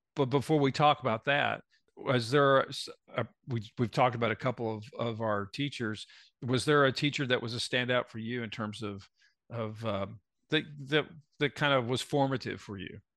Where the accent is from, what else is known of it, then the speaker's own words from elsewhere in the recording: Tulsa, Oklahoma, United States; when we grew up in Tulsa